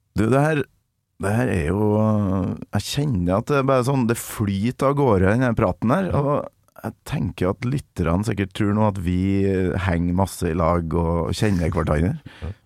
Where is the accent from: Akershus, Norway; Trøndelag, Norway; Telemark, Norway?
Trøndelag, Norway; Kolvereid; jeg vokste opp i et lite hus i et byggefelt på Kolvereid med 1500 innbyggere i Nord-Trøndelag